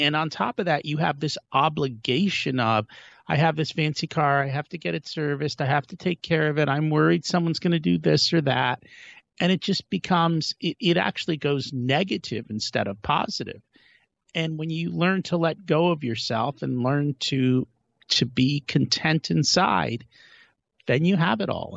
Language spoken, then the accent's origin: English; India; we're from India